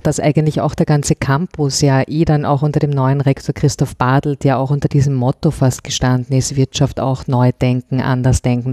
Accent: Vienna, Austria; ich bin in Wien geboren und auch hier aufgewachsen

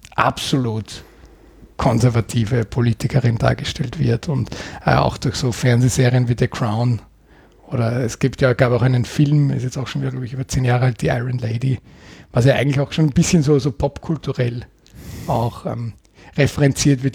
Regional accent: Austria; bei uns in Österreich

